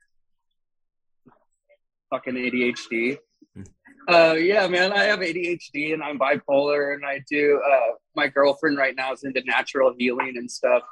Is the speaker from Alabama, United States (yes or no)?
no; Colorado, United States; I am from Colorado